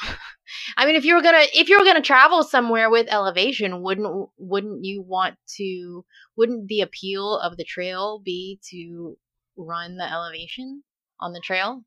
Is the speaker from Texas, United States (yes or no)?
yes; Dallas, Texas, United States; now in Louisiana, United States; growing up in Dallas